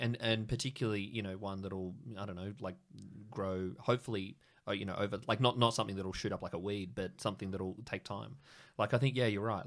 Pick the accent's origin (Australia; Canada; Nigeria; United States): Australia; Sydney, New South Wales; moved away as an adult; now in Canberra, Australia; I'm from Sydney originally